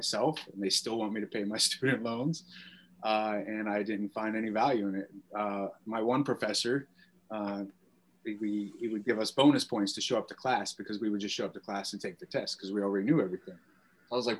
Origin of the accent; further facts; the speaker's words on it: Beaver Falls, Pennsylvania, United States; I grew up in Beaver Falls, Pennsylvania. It's north of Pittsburgh